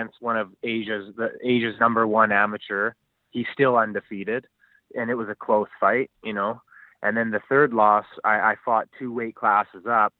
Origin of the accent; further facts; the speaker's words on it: Vancouver, British Columbia, Canada; now in Squamish, Canada; I was born and raised in South Vancouver. I went to John Oliver High School